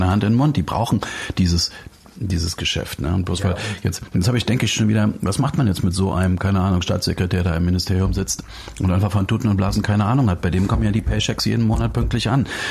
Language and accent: German; Dresden, Saxony, Germany; ich bin in Dresden groß geworden, also im, im Osten Deutschlands